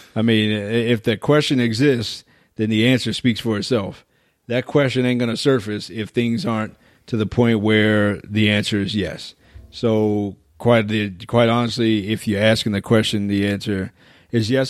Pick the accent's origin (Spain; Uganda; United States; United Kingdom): United States; especially as American guys